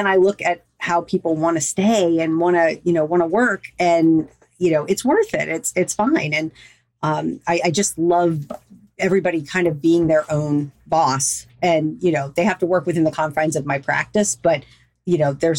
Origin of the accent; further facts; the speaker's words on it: the South, United States; also born or lived in Louisiana / Florida; I was raised in Louisiana and Florida. I'm a good Southern girl